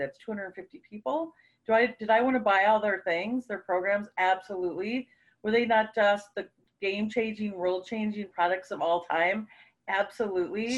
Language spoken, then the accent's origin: English; Minnesota, United States; We're from Minnesota